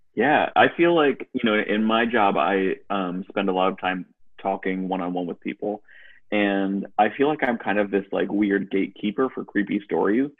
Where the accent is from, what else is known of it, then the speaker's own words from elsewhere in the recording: Western Massachusetts, United States; now in Durham, United States; Massachusetts and and Western Massachusetts